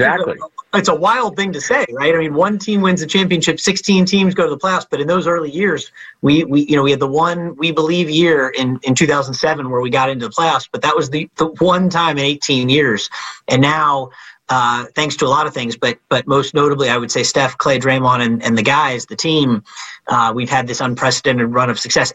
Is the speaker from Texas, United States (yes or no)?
no; the Bay Area, California, United States; I grew up in the Bay